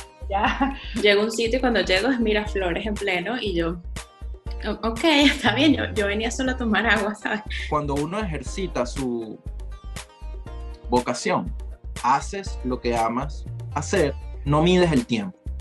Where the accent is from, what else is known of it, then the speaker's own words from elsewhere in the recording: Venezuela; como venezolanos